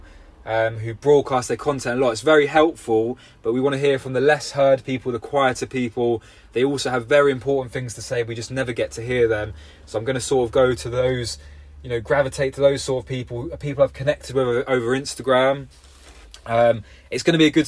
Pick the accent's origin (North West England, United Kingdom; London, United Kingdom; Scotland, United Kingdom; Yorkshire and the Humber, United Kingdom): London, United Kingdom; now in Somerset, United Kingdom; I'm from London originally